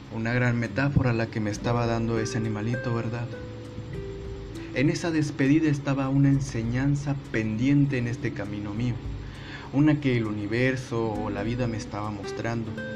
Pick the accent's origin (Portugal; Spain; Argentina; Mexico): Mexico; Northeast Mexico; soy norestense